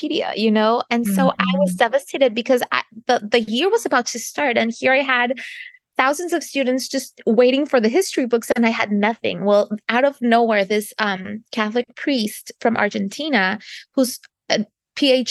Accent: Canada; moved away as an adult; now in United States; I'm not American, I'm Canadian

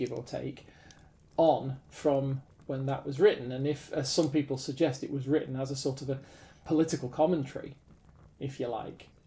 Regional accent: United Kingdom; We're British

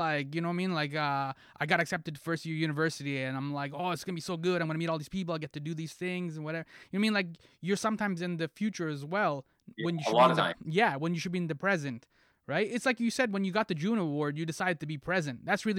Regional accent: Toronto, Ontario, Canada; So I'm from Toronto.

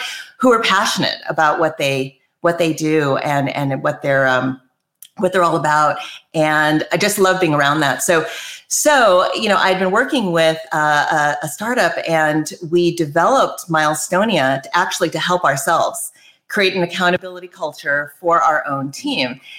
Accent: Maui, Hawaii, United States; moved away as an adult; also born or lived in East Coast / California; I actually grew up on Maui

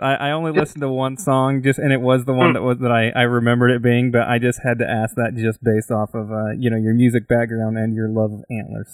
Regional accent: Idaho, United States

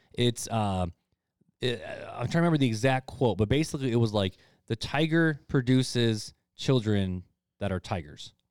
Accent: United States; as American Christians

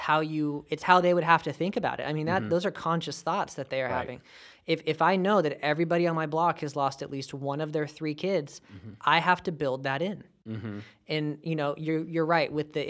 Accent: California, United States; You know, we're American, and that reigns supreme. But we're also from California.

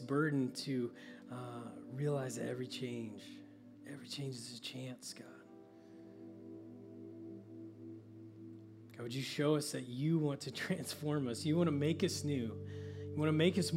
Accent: Oklahoma, United States; I grew up in Oklahoma where guys are tough

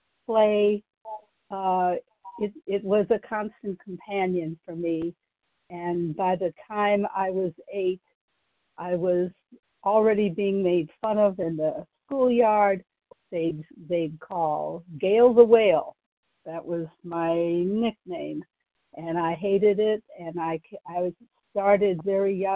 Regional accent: Ohio, United States; now in Texas, United States; I grew up in Ohio.

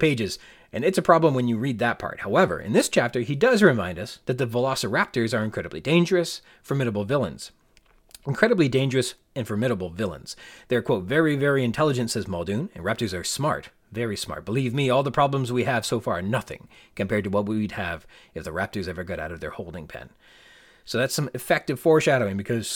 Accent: Canada; as a Canadian, we get our milks in bags

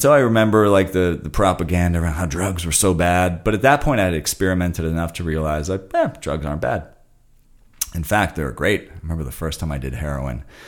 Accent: Santa Monica, California, United States; when I grew up in Santa Monica

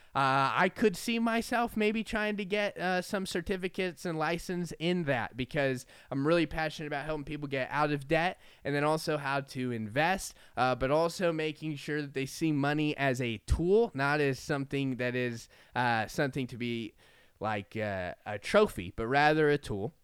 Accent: Florida, United States; moved away; I grew up in Florida

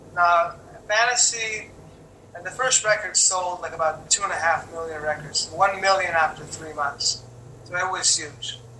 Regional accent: Quebec, Canada; also born or lived in Los Angeles; my hometown or my home country or my, even my own my own uh, province, which is Quebec

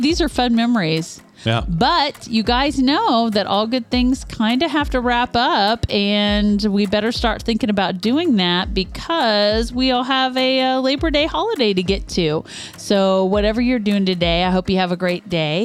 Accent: Northeast Kansas, United States; I grew up in Northeast Kansas

